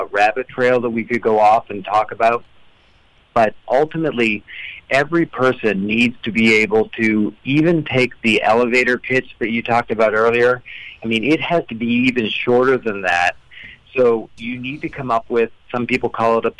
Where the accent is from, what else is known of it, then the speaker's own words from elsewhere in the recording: Canada; accent: Canadian; I am Canadian